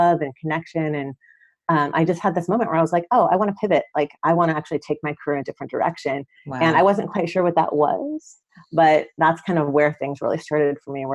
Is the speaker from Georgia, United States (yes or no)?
yes; Atlanta, Georgia, United States; moved away as an adult; also born or lived in San Francisco; I grew up in Atlanta.